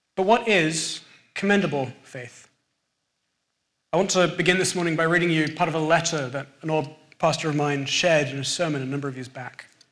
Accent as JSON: {"language": "English", "region": "England", "country": "United Kingdom", "accent": "English", "moved": "yes", "said": "my English accent"}